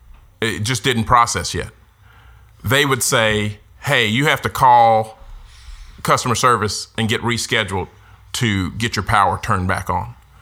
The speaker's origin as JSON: {"language": "English", "town": "Denton", "region": "Texas", "country": "United States", "tie": "born or raised there", "said": "growing up in Denton, growing up on Bonnie Bray Street, where there was horses across the street, where now there's a hospital."}